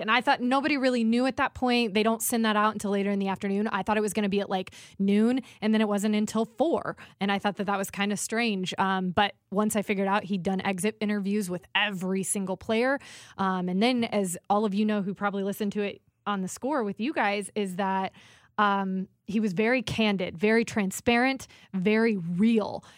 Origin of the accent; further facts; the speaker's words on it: Indiana, United States; moved away; my roots growing up in Indiana.